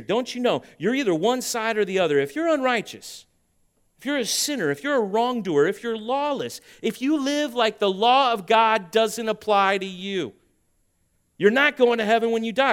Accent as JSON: {"language": "English", "country": "United States", "tie": "born or raised there", "said": "I love this country that you and I live on. And I grew up my whole life thinking that this is the greatest nation on earth."}